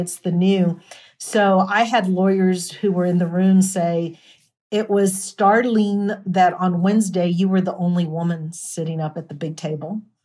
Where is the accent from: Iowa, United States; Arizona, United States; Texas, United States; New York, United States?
Texas, United States; El Paso; I'm from El Paso